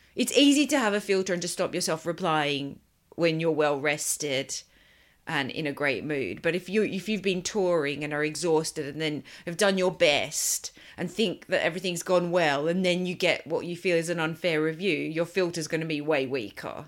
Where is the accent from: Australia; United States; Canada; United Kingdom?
Australia; Sydney, New South Wales; moved away; I grew up in Sydney